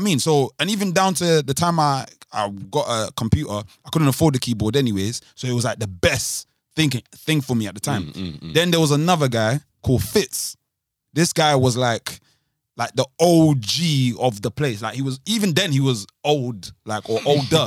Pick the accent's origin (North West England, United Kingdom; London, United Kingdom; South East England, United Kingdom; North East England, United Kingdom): London, United Kingdom; I'm from Southwark